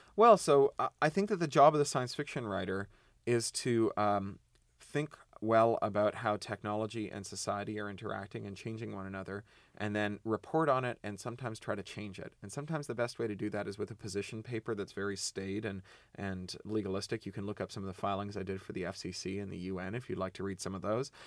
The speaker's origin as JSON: {"language": "English", "region": "Ontario", "country": "Canada", "said": "I come from Ontario where we mine uranium."}